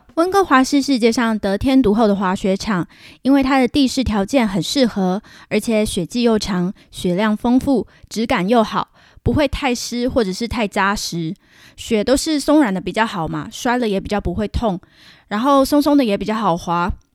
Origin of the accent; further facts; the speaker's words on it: southern Taiwan, Taiwan; moved away as an adult; now in Vancouver, Canada; 我是南部的小孩嘛